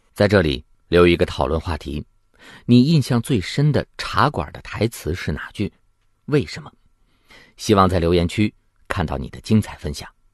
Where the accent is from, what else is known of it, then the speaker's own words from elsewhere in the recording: China; 我们中国人感觉不到